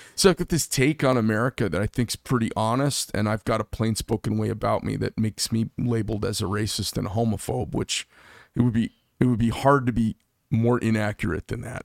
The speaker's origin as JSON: {"language": "English", "town": "Scottsdale", "region": "Arizona", "country": "United States", "tie": "born or raised there", "lives_now": "Carefree, United States", "said": "I grew up in Scottsdale, and then I live up in Carefree now"}